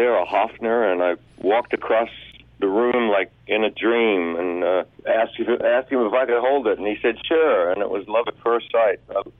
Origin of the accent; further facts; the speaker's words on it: Australia; My dad was in the Australian Army, so we moved around every couple of years, which was a real drag, but it got me into a love of traveling.